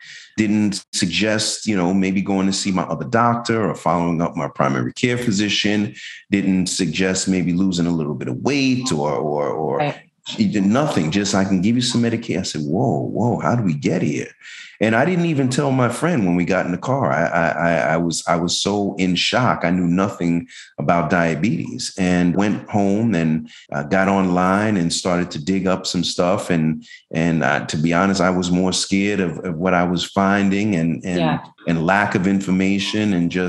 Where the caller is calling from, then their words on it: Tampa, Florida, United States; I'm from Tampa, Florida.